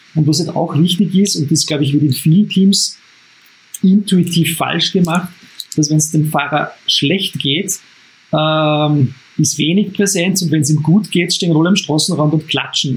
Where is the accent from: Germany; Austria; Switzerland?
Austria; Upper Austria; als Oberösterreicher